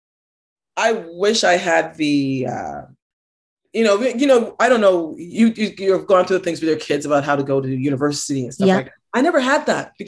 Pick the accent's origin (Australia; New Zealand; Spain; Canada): Canada; Toronto, Ontario; we grew up on Ontario Housing, and I lived at Don Mills and Finch